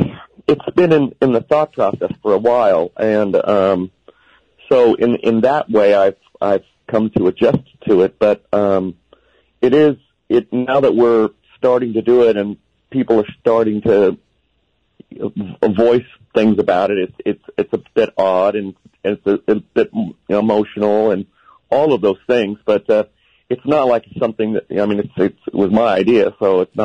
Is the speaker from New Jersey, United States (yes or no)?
no; Los Angeles, California, United States; Los Angeles.